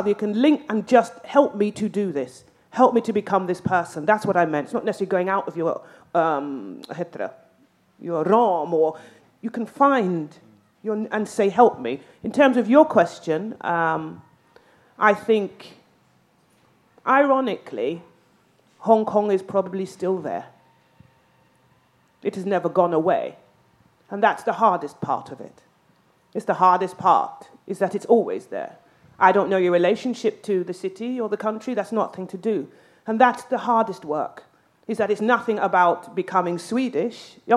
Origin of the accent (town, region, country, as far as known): England, United Kingdom; Swedish is a second language; now in Sweden